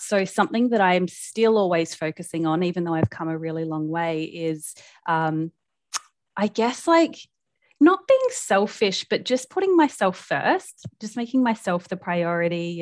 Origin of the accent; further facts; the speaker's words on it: South Australia, Australia; moved away as an adult; now in Brisbane, Australia; I live in Brisbane, in Australia. Um, I'm originally from South Australia, but I moved up here about oh, five years ago